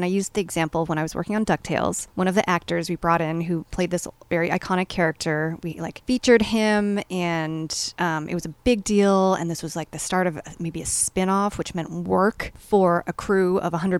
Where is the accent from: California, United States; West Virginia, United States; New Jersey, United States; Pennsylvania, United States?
California, United States; Los Angeles; growing up in Hollywood, California